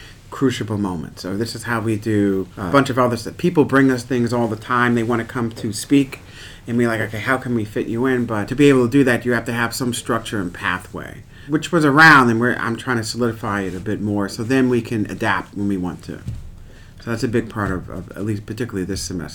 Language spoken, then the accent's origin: English; New York City, New York, United States; I'm from Queens, New York